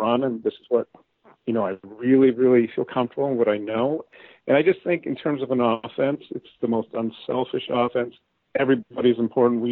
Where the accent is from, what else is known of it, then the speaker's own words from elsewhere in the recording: Escanaba, Michigan, United States; moved away as an adult; also born or lived in Georgia; now in Elk River, United States; I grew up in Escanaba, which is up in the UP, kind of a blue collar town